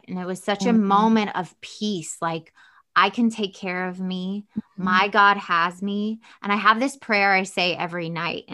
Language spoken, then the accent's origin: English; the South, United States; Southern and I'm from the South and it's very religious